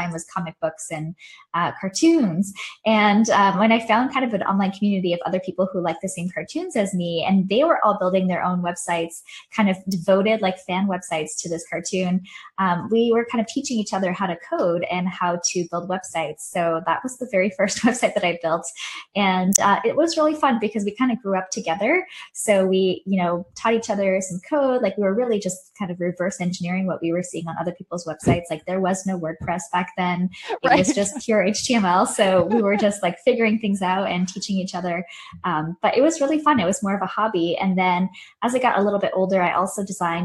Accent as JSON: {"language": "English", "region": "Quebec", "country": "Canada", "tie": "born or raised there", "said": "I grew up in a really small town in French-speaking Canada in Quebec"}